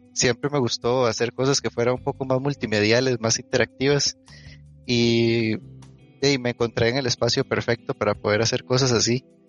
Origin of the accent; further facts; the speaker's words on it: Alajuela, Costa Rica; yo soy de Alajuela, este, eh, viví aquí, estudié aquí.